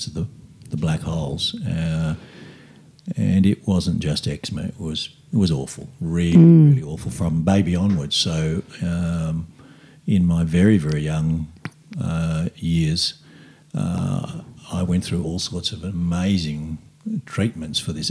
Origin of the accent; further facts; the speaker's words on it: Australia; I'm first generation Aussie